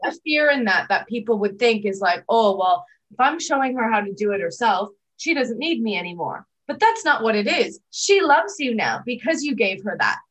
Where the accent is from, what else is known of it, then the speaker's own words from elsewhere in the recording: Toronto, Ontario, Canada; now in Australia; I'm from Toronto originally, so not far from New York